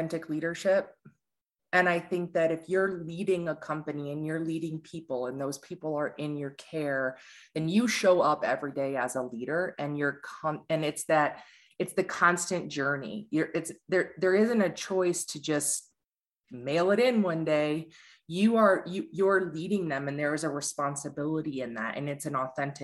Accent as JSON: {"language": "English", "town": "Ann Arbor", "region": "Michigan", "country": "United States", "tie": "born or raised there", "also_born_or_lived": "Detroit", "said": "I grew up in Ann Arbor"}